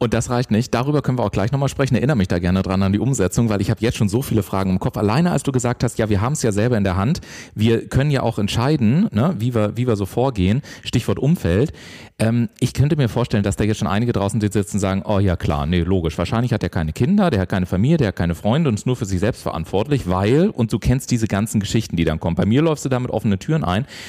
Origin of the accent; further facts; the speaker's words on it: Southern Germany, Germany; ich komme ja aus dem Süden von Deutschland